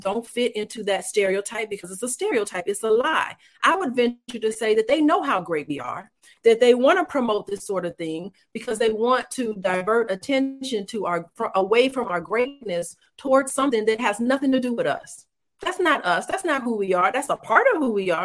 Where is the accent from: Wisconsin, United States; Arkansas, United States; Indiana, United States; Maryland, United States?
Indiana, United States; Gary; I was raised in Gary, Indiana, so I do have a ghetto side to me